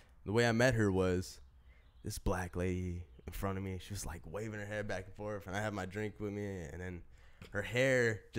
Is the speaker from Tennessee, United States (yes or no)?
no; Selma, California, United States; when I told her I was from Selma